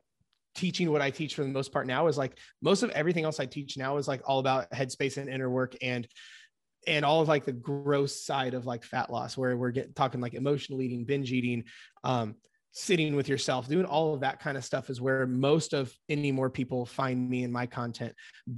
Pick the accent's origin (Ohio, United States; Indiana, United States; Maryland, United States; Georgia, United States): Indiana, United States; I'm 29 from Indiana here in the States, and been coaching about a decade.